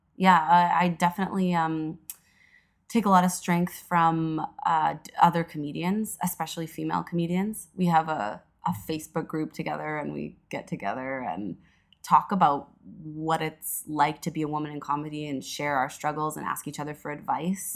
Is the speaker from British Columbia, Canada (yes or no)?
no; Edmonton, Alberta, Canada; moved away as an adult; now in Toronto, Canada; I was born and raised in Edmonton, Alberta